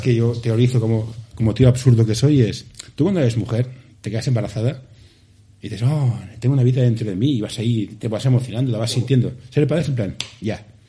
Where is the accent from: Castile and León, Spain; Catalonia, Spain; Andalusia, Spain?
Catalonia, Spain; Barcelona; somos del Carmelo